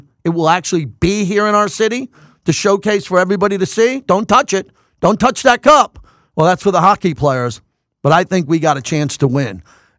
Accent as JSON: {"language": "English", "region": "New York", "country": "United States", "also_born_or_lived": "Los Angeles / San Francisco Bay Area / San Diego", "moved": "yes", "lives_now": "Las Vegas, United States", "said": "I'm from New York. I lived in L.A., I lived in the Bay Area, San Francisco, lived in San Diego, all great cities."}